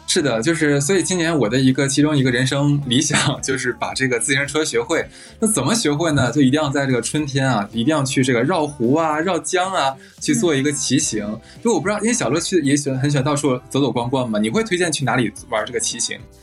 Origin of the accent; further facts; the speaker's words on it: Harbin, Heilongjiang, China; 我的家乡，就是举个例子吧，像哈尔滨，我记得我小的时候，起码是有两个月时间，你能感受到就是春暖花开